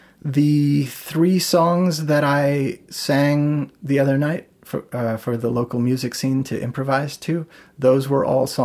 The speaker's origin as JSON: {"language": "English", "town": "St. Peter", "region": "Minnesota", "country": "United States", "tie": "born or raised there", "said": "I grew up in St. Peter, Minnesota, which is a smaller town a ways away from here."}